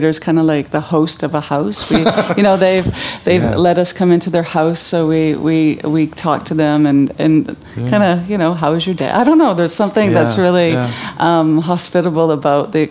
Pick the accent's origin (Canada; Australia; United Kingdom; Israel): Canada; Vancouver, British Columbia; I was brought up in Vancouver, living in the city